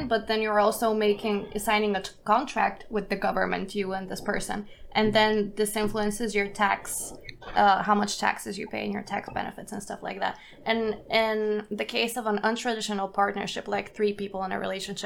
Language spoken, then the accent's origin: English; Bulgaria; now in Germany; I grew up in Bulgaria